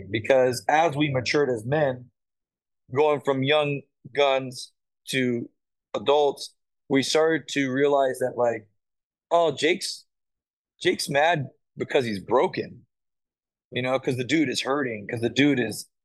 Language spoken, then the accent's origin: English; South Carolina, United States; You know, like I came up from South Carolina, I didn't know any of these dudes.